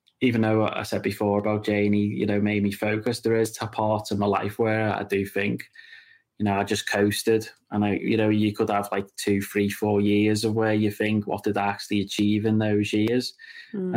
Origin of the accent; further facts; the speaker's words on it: Birkenhead, North West England, United Kingdom; also born or lived in Las Vegas; I'm born and raised in Claughton on the Wirral